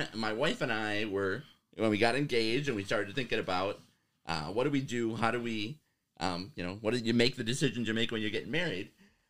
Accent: Waukegan, Illinois, United States; now in Oshkosh, United States; So growing up … That was I grew up in Northern Illinois. The very Italian family on my dad's side.

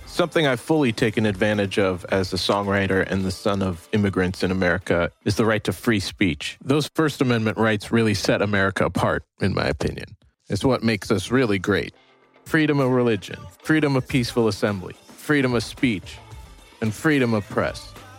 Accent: United States; I'm a dad, and I'm an American.

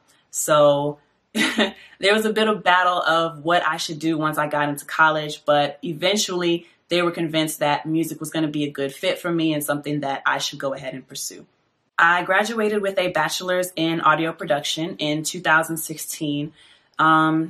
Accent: Fayetteville, North Carolina, United States; born there; now in Atlanta, United States; I am a singer, songwriter, and audio engineer based out of Atlanta, Georgia. I was born in Fayetteville, North Carolina, to two parents who were in the Army at the time.

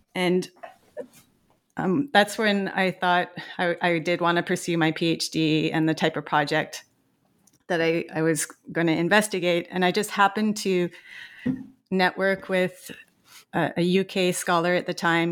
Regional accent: Montreal, Quebec, Canada; I grew up in Montreal, Quebec

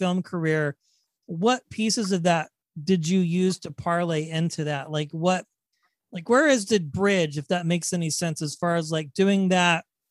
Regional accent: West Coast, United States; I have an accent. I'm an American. I'm on the West Coast.

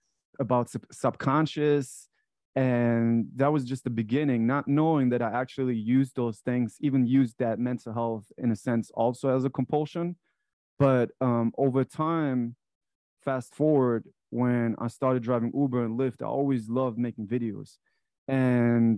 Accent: Frankfurt, Hesse, Germany; moved away as an adult; now in United States; I was born in Frankfurt, Germany. That's where I grew up.

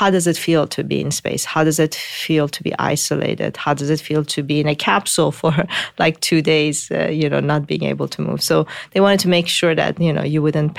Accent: Tehran, Tehran Province, Iran; moved away; also born or lived in Mashhad, Iran; I was born in Mashhad, the second largest city, but then moved to Tehran and grew up in Tehran

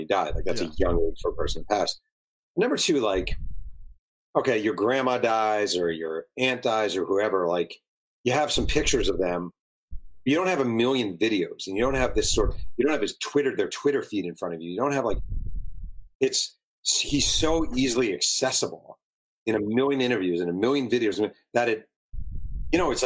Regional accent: New York, United States; now in Southern California, United States; I'm a New Yorker. I live in Southern California, but I'm born and raised in New York

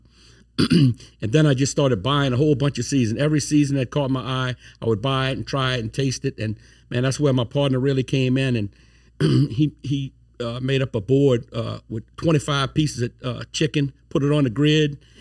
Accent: Thibodaux, Louisiana, United States; moved away as an adult; now in Baton Rouge, United States; I'm from Thibodeau, Louisiana. Been in Baton Rouge since, uh, two thousand eight

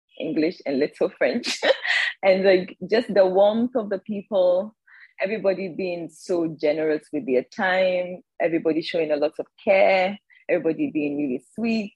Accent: Ghana; I am currently based in Ghana. I was born and raised in Ghana.

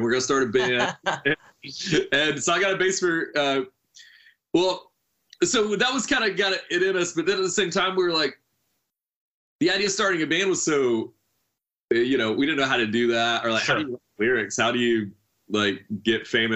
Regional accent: Hartsville, South Carolina, United States; I grew up in Hartsville, South Carolina, which is about an hour outside of Charlotte.

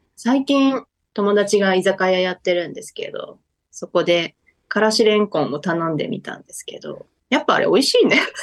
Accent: Yamato, Kumamoto, Japan; moved away as an adult; also born or lived in Tokyo; 私の地元は山間部の方で大和町というところ

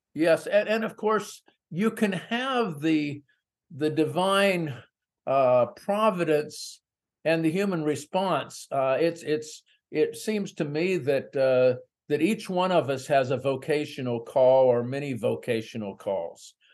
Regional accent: San Francisco Bay Area, California, United States; also born or lived in small town America; I grew up in the San Francisco Bay Area

